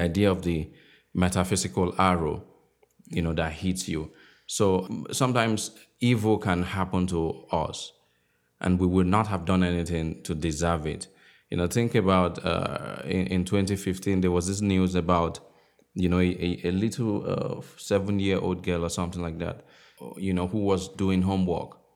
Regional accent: Akure, Ondo, Nigeria; moved away; I grew up in the West where Yoruba is a, is a language

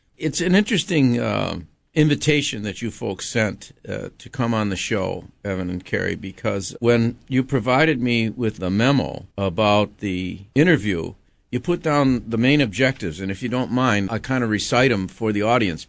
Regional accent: Buffalo, New York, United States; moved away as an adult; now in Hawaii, United States; I was born in Buffalo, New York, uh, and went to sc-, school in New York State until, uh, my senior year in college

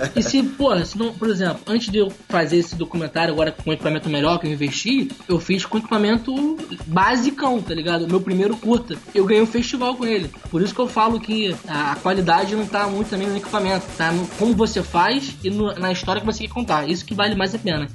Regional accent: Rio de Janeiro, Brazil; eu também sou do Rio de Janeiro

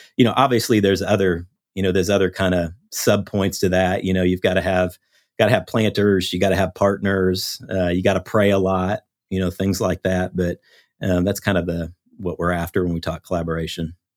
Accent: Iowa, United States; now in Houston, United States; I grew up in Iowa, uh, grew up in the Midwest

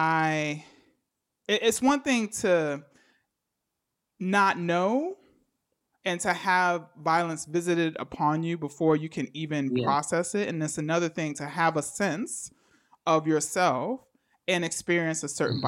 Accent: New York City, New York, United States; I was growing up in the Bronx, you know, during the crack epidemic

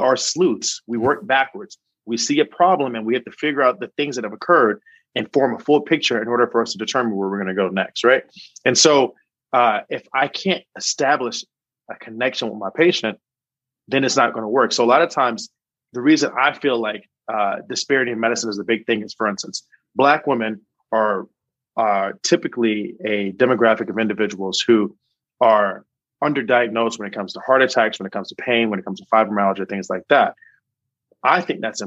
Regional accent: Charlotte, North Carolina, United States; moved away as an adult; also born or lived in Chicago / New York; now in Mississippi, United States; I'm originally from Charlotte, North Carolina

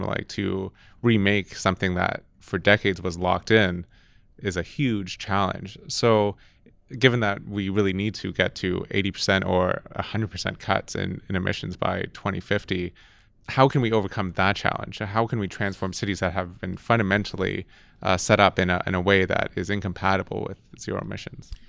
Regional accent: Toronto, Ontario, Canada; moved away; I'm from Toronto originally

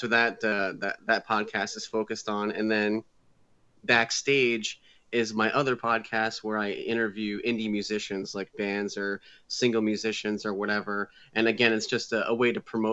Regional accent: New England, Connecticut, United States; I grew up in New England. I live in Connecticut. I moved back into my hometown where I grew up.

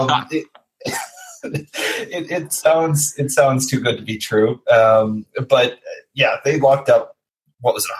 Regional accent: United States; I'm American

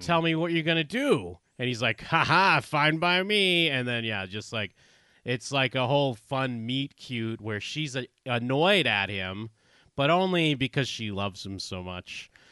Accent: outside of Boston, Massachusetts, United States; I grew up outside of Boston

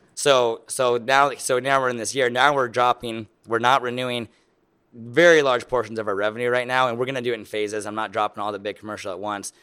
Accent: Lincoln, Nebraska, United States; I am from Lincoln, Nebraska.

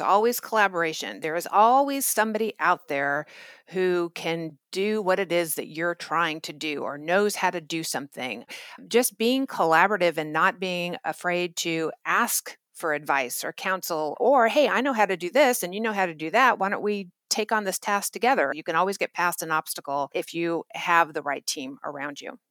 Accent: Orange County, California, United States; also born or lived in Germany; a cocktail waitress from Orange County, California.

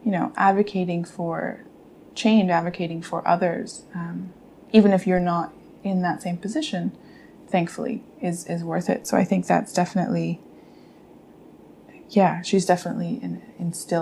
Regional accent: Canada; me and my sisters, although we grew up in Canada

